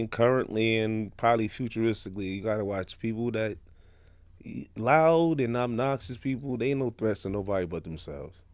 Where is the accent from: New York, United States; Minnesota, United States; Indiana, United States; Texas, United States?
New York, United States; New York City; Crown Heights, Franklin Avenue